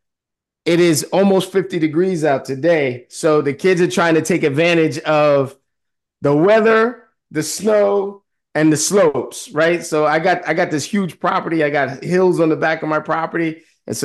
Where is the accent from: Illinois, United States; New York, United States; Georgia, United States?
New York, United States; New York City; I am a city boy. I grew up in Harlem and I am in the suburbs.